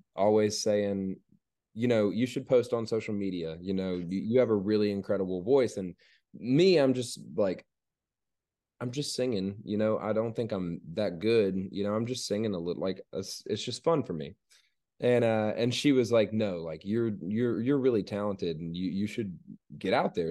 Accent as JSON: {"language": "English", "region": "Georgia", "country": "United States", "tie": "born or raised there", "said": "growing up in Georgia, growing up in the town that I grew up in, you know, when, growing up there, um, you know, it was a really small town."}